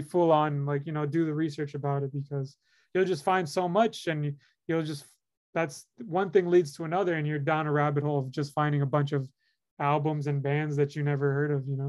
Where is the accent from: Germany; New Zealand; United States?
United States; Miami, Florida; where I'm from, I come from Miami, Florida